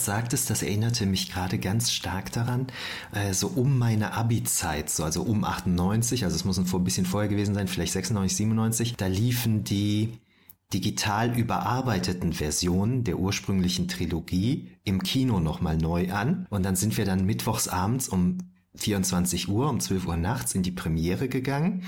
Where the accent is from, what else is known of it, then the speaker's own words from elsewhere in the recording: Düren, North Rhine-Westphalia, Germany; Ich bin ja aus Düren, bei uns gab es sowas nicht.